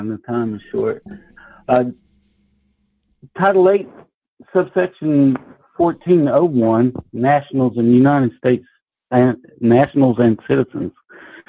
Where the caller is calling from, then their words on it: Covington, Georgia, United States; from Georgia.